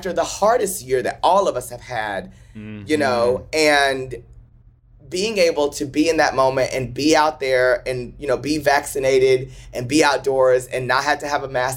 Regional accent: Paris, Texas, United States; moved away; I am the kid from Paris, Texas, who grew up wanting to just make people laugh and smile

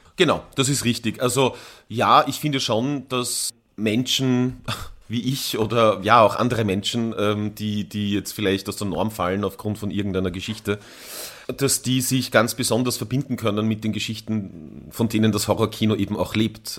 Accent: Tyrol, Austria; ich bin als Jugendlicher in Tirol aufgewachsen

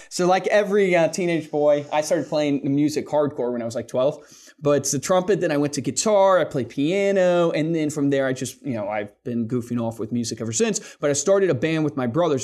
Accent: Central Virginia, United States; also born or lived in Fort Worth, Texas; I was born in Fort Worth, lived there for a year, then grew up that. in Central Virginia because my dad is a pastor

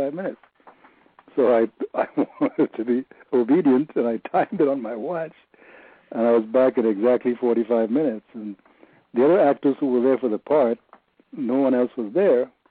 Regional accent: Trinidad & Tobago; moved away; also born or lived in New York; I'm probably the only one from Trinidad

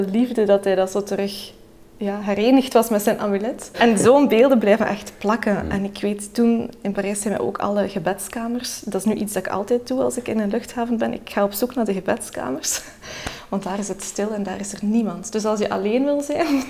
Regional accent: Belgium; Ik ben geboren in België, maar mijn vader woont in Turkije

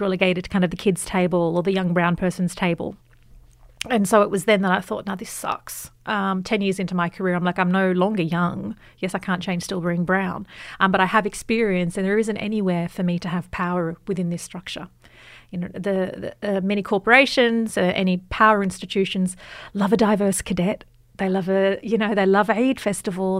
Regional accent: Sydney, New South Wales, Australia; I grew up in Western Sydney

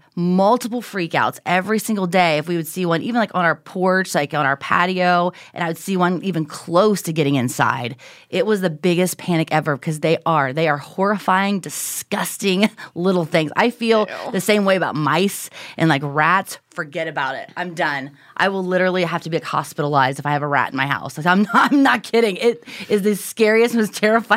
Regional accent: Southern Ohio, United States; moved away; also born or lived in Houston, Texas; growing up in Southern Ohio

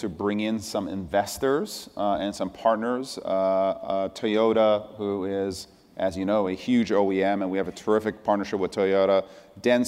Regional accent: Irvington, New York, United States; born or raised there; also born or lived in Iran / France / Tarrytown, New York

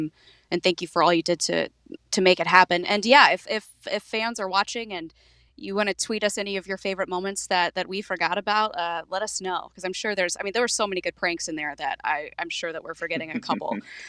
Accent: North Carolina, United States; Well, I grew up. I mean, I grew up here in North Carolina. We had Sunday lunch every Sunday at my grandmother's house.

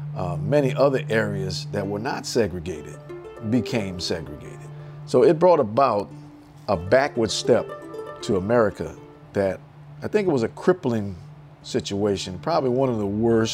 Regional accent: New Orleans, Louisiana, United States; as a kid growing up in New Orleans

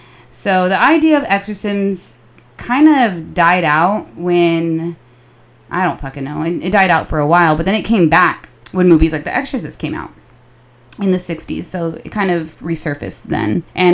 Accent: Texas, United States; All right. I'm from Texas.

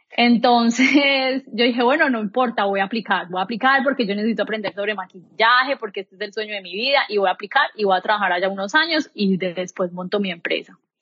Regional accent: Colombia; moved away as an adult; now in United States; Soy una mujer colombiana, orgullosamente colombiana, nací y crecí

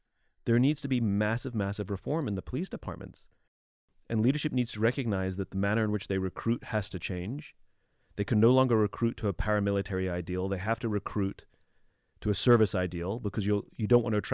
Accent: England, United Kingdom; now in United States; I'm originally from England a long time ago

